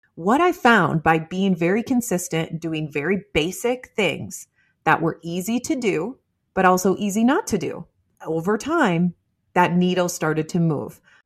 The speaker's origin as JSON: {"language": "English", "region": "Midwest", "country": "United States", "said": "I'm from the Midwest"}